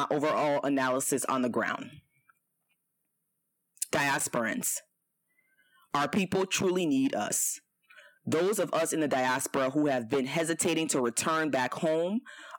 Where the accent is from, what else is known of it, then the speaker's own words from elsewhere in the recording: Liberia; moved away; my trip to Liberia, my home country, my country of birth